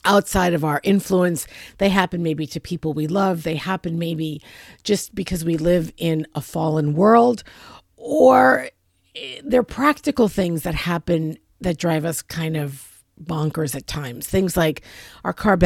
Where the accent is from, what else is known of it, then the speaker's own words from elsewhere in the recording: New York City, New York, United States; moved away; I'm originally from New York City. We parallel park in New York City. That's what we do. And I have not lived there in a very, very long time